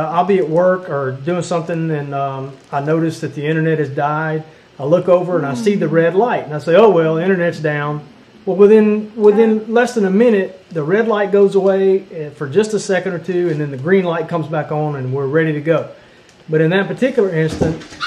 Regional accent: Louisiana, United States; now in Mississippi, United States; I grew up in Louisiana

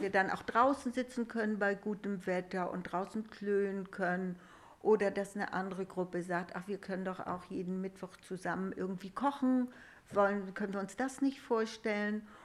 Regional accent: Rausdorf, Schleswig-Holstein, Germany; ich komme ja auch aus Rausdorf, ich bin hier getauft mhm. und unsere Hochzeit hat hier stattgefunden

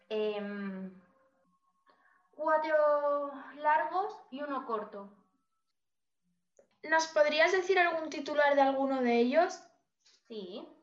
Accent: Cáceres, Extremadura, Spain; No. ¿De dónde eres? ¿Cuál es tu ciudad natal? Cáceres.

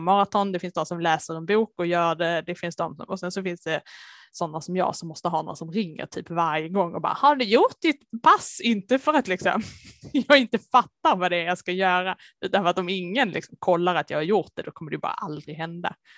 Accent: Lund area, Skåne, Sweden; accent: Scanian (implied by dialect reference to Lund); moved away; alla som hör min dialekt kanske kan gissa att eh, Lund är ett ställe dit jag behöver åka med jämna mellanrum

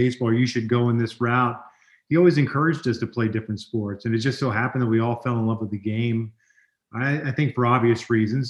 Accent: Overland Park, Kansas, United States; moved away as an adult; also born or lived in Miami, Florida; I was born in Miami and raised in the Kansas City area, a place called Overland Park

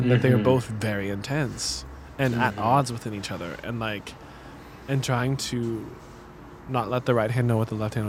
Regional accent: Kansas City, United States; growing up in Kansas City

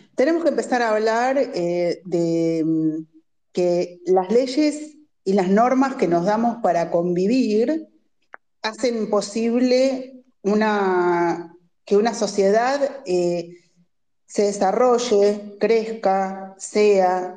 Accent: Argentina; somos argentinos

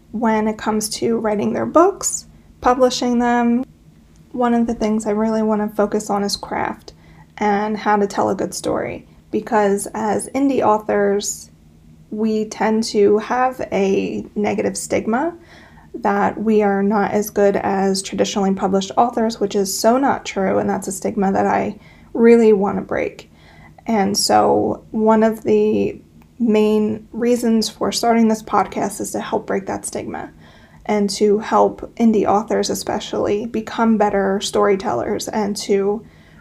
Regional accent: Pennsylvania, United States; I'm from Pennsylvania. I live in the Pocono Mountains.

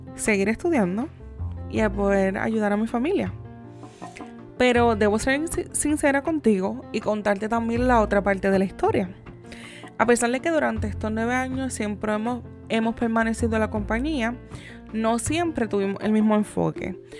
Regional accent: Yauco, Puerto Rico; Yo soy de la ciudad o del pueblo como se le conoce de Yauco

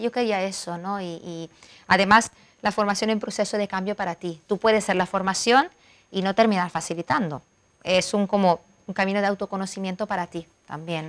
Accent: Milan, Lombardy, Italy; Spanish is a second language; moved away as an adult; now in Marbella, Spain; Yo vengo de Milán

